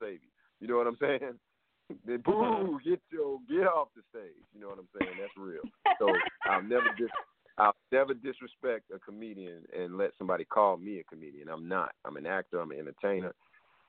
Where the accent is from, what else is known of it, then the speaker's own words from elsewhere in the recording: Atlanta, Georgia, United States; moved away as an adult; now in Los Angeles, United States; I'm from Atlanta all day. I'm going to rep Atlanta forever.